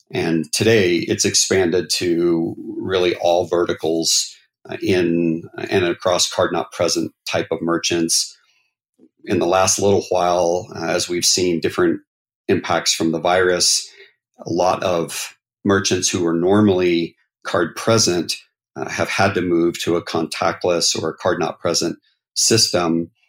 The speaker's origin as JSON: {"language": "English", "region": "North Carolina", "country": "United States", "tie": "born or raised there", "lives_now": "Utah, United States", "said": "So uh, I was born and raised mostly in North Carolina and in the South. My dad was military, so we moved about every three years."}